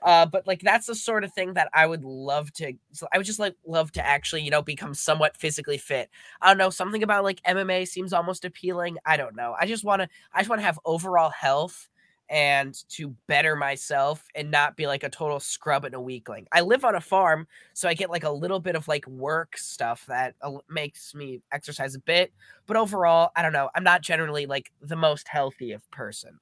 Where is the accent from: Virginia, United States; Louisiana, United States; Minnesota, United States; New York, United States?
Minnesota, United States; I'm from Minnesota.